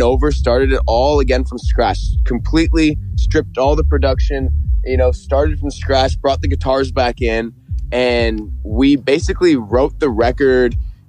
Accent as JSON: {"language": "English", "town": "Toronto", "region": "Ontario", "country": "Canada", "tie": "born or raised there", "said": "We grew up in Canada"}